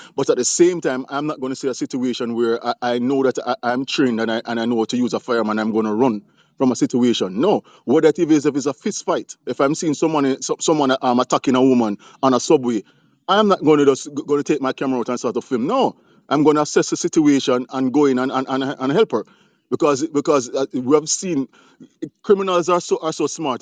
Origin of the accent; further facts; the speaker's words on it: Jamaica; now in United States; I'm from Jamaica. I'm here in the US.